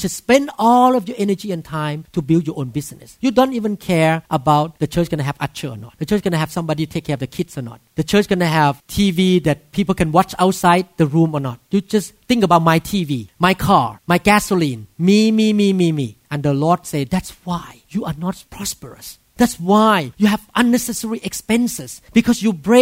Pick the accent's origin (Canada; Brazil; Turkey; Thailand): Thailand; English is a second language; moved away as an adult; now in Seattle, United States; I'm a doctor, a neurosurgeon from Thailand